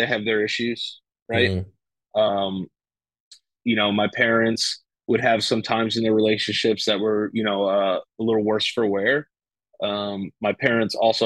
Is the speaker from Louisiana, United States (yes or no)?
no; New York City, New York, United States; I was born January 30th, 1989, in the Bronx, New York.